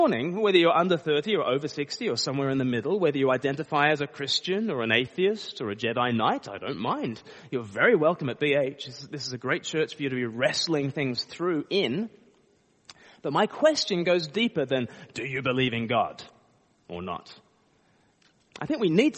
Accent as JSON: {"language": "English", "country": "Australia", "moved": "yes", "lives_now": "Eastbourne, United Kingdom", "said": "I live in Eastbourne most of the time, but I'm from Australia. I just say that because people start to pick up a bit of an accent."}